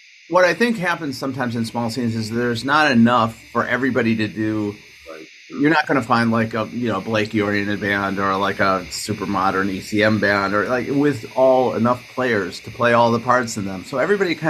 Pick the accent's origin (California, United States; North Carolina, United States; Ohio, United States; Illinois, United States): Ohio, United States; Cleveland; moved away as an adult; now in New York, United States; I'm from Cleveland